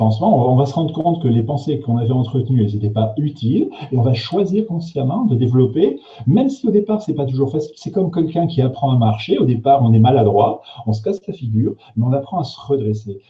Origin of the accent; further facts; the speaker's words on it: the North, Nord, France; moi, je suis du Nord